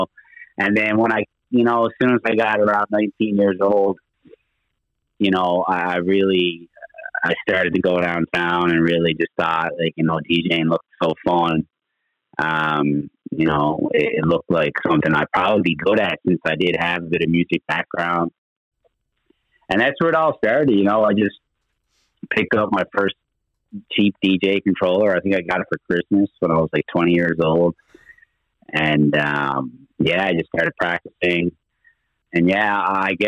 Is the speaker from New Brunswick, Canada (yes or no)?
no; Torbay, Newfoundland and Labrador, Canada; I'm actually from Torbay area